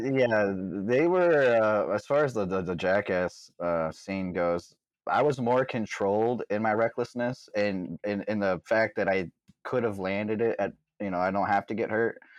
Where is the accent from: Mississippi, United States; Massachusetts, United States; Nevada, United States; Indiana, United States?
Indiana, United States; Mishawaka; also born or lived in South Bend, Indiana; I lived right outside of South Bend. I was born in Mishawaka, just a couple minutes outside of South Bend